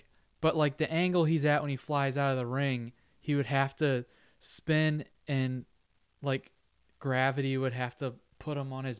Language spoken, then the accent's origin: English; Australia; I'm Australian, mate.